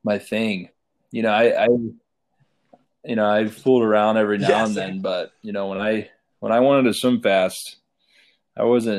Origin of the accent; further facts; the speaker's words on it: Zeeland, Michigan, United States; moved away; also born or lived in Texas; I grew up in Zeeland